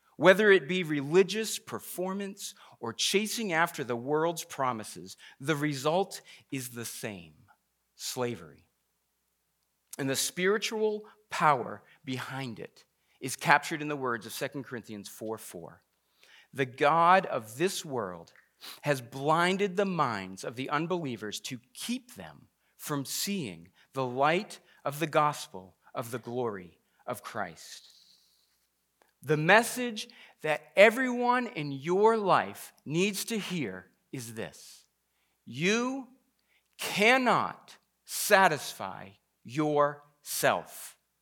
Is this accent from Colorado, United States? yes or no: no; Massachusetts, United States; I grew up in Massachusetts